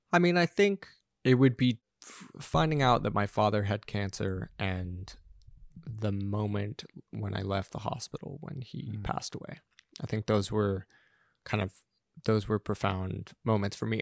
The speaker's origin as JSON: {"language": "English", "town": "Los Angeles", "region": "California", "country": "United States", "tie": "born or raised there", "also_born_or_lived": "Santa Monica", "moved": "as an adult", "lives_now": "New York, United States", "said": "I grew up in in Los Angeles, just outside of Venice Beach, Mar Vista"}